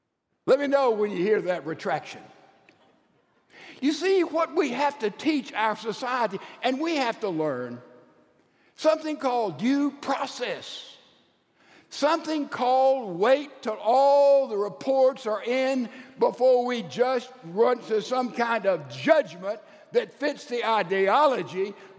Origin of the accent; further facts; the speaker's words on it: Mississippi, United States; Well, I'm a redneck from Mississippi.